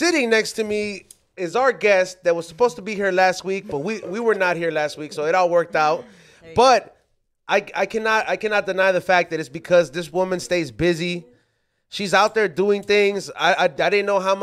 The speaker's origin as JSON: {"language": "English", "town": "Los Angeles", "region": "California", "country": "United States", "said": "I'm from South Central"}